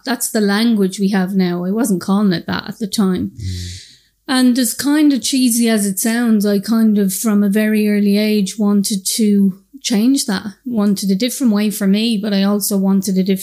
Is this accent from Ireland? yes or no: yes; Dublin, Leinster, Ireland; I'm from the north inner city in Dublin. I'm from Shamrock Dermot Street. And I suppose I grew up with lots of drug use around me